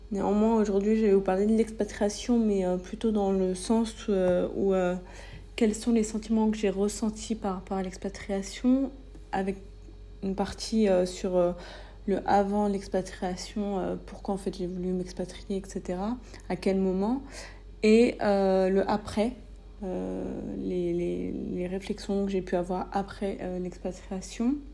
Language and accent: French; France; moved away as an adult; Je suis née, j'ai grandi en France, donc c'est cool, hein, mais j'avais besoin finalement de voir autre chose.